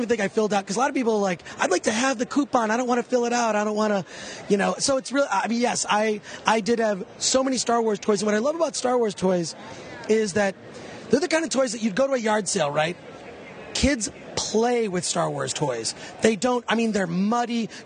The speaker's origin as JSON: {"language": "English", "town": "Detroit", "region": "Michigan", "country": "United States", "tie": "born or raised there", "said": "I grew up in Detroit"}